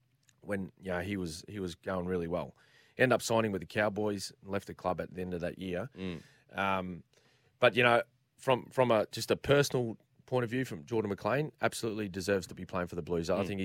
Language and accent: English; Queensland, Australia; And as a Queenslander...